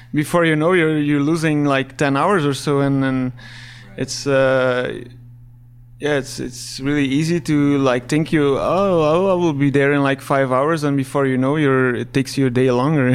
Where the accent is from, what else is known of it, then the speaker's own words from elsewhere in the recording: Belgium; English is a second language; I'm from Belgium, uh, working as a full-time bike mechanic there.